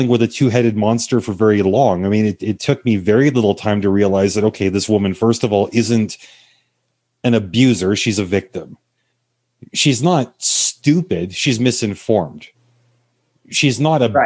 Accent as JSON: {"language": "English", "country": "Canada", "said": "even as a Canadian"}